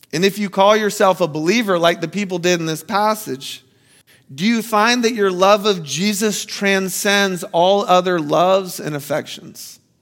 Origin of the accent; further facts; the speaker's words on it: Florida, United States; I'm from Florida